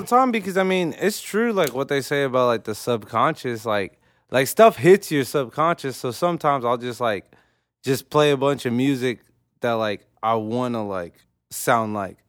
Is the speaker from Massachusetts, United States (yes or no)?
no; Oklahoma City, Oklahoma, United States; I'm from O K C